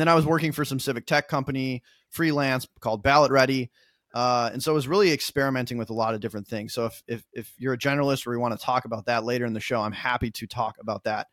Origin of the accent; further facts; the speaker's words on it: Minnesota, United States; now in New York, United States; I'm originally from Minnesota. I live in New York now.